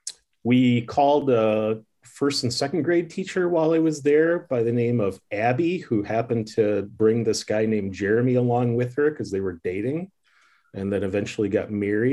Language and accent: English; Janesville, Wisconsin, United States; also born or lived in Milwaukee, Wisconsin / Harrisburg, Pennsylvania / Kenosha, Wisconsin; We are both from Wisconsin. My wife's from Milwaukee. I'm from the Janesville, Milton area. So this was kind of like coming back home.